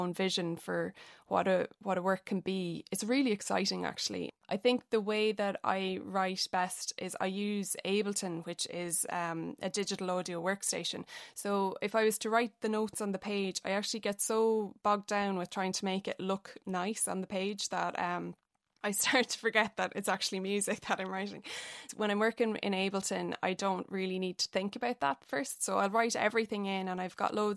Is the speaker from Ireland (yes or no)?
yes; Athlone, Leinster, Ireland; I'm from Athlone